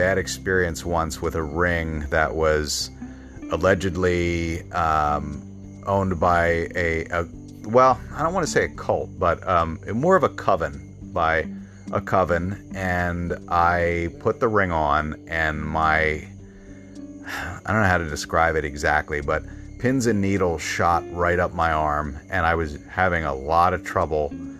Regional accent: Bryn Mawr, Pennsylvania, United States; moved away; I am from Bryn Mawr, Pennsylvania

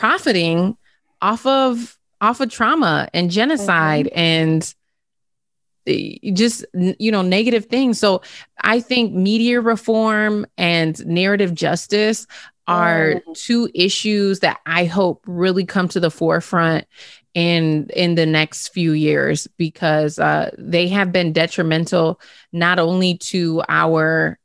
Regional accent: St. Paul, Minnesota, United States; I'm from St. Paul

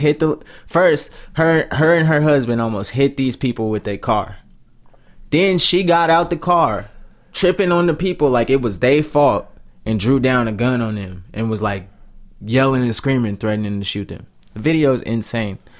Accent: United States; I'm an American man

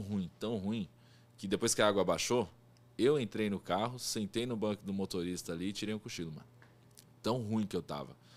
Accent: Brazil; eu falo brasileiro porque eu sou brasileiro, não conheço outro lugar.

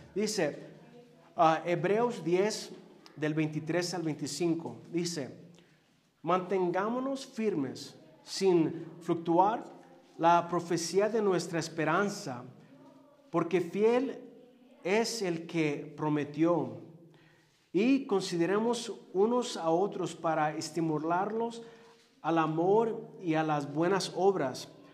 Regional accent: Los Angeles, California, United States; Yo crecí en Los Ángeles, allá en lo mero bueno

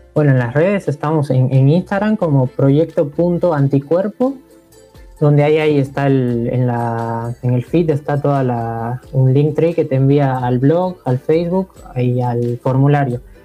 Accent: Bolivia; moved away as an adult; now in General Roca, Argentina; nací en Bolivia, hace 6, 7 años que estoy viviendo acá en Roca

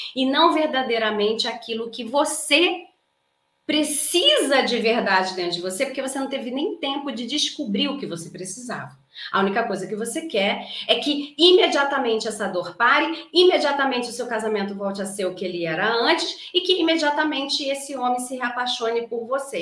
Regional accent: Rio de Janeiro, Brazil; accent: carioca; não é um S, é um X, porque eu sou carioca. Então eu falo Carlas

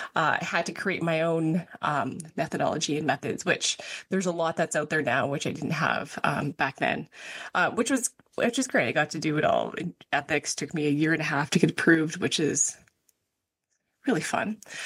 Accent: Canmore, Alberta, Canada; I grew up in Canmore

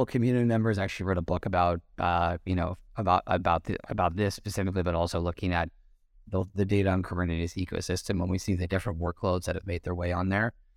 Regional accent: United States; moved away as an adult; an American who's been living outside the U S for a while

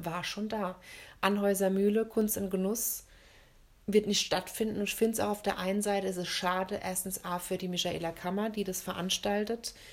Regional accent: Germany; bei uns in Deutschland

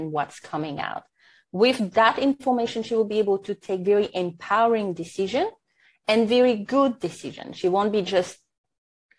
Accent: French Polynesia; first language French; English is a second language; now in New Zealand; Born and raised in Tahiti, so French is my first language. And now I'm living in New Zealand

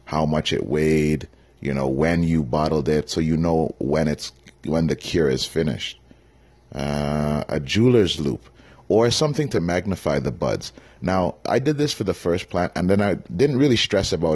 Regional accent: Toronto, Ontario, Canada; moved away as an adult; I was born and raised in Scarborough, Ontario.

